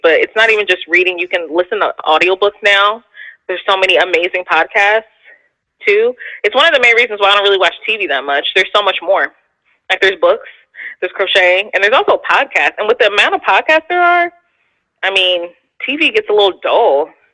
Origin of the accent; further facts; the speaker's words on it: Philadelphia, Pennsylvania, United States; I'm a city girl, so like, because I'm from Philly